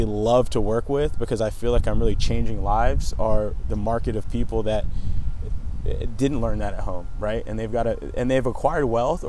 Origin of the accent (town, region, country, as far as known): Los Angeles, California, United States; born or raised there; also born or lived in Canada